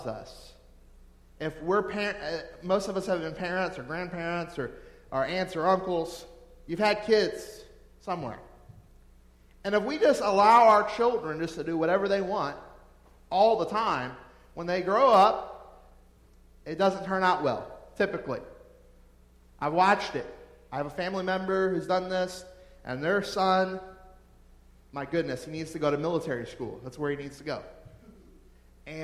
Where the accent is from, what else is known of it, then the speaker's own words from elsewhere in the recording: New Orleans, Louisiana, United States; I'm from New Orleans, or right around there, and we party at our funerals